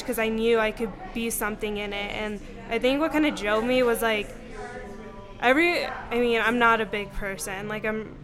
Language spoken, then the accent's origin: English; Pagosa Springs, Colorado, United States; also born or lived in Durango, Colorado; I'm originally from Pagosa. I was born in Durango, and then I grew up in Pagosa. I lived there my whole life